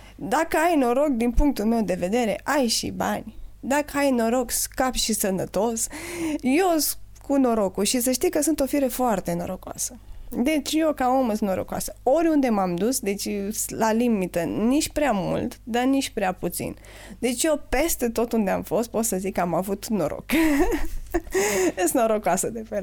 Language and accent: Romanian; Jiu Valley, Hunedoara County, Romania; sunt oameni foarte talentați la noi în Valea